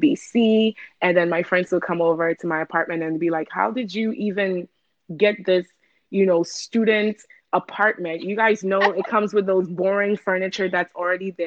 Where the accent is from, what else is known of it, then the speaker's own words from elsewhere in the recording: Ghana; moved away; I'm from Ghana, born and raised